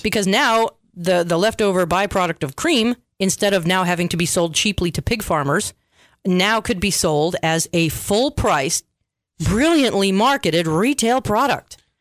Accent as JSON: {"language": "English", "country": "United States", "said": "we Americans"}